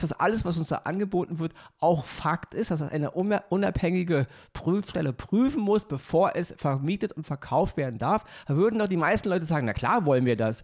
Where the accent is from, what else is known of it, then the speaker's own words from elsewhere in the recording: Berlin, Germany; bin mal in so einer Wohnung als Kind aufgewachsen im Wedding